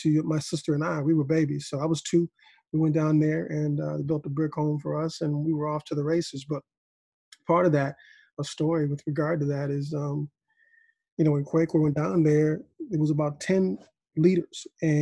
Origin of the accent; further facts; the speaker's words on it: Evanston, Illinois, United States; born there; I was born in Evanston, and Evanston, Illinois, here in the north.